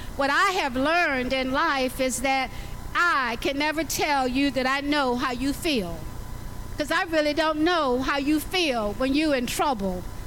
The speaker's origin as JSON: {"language": "English", "region": "Alabama", "country": "United States", "tie": "born or raised there", "said": "I was born in Alabama"}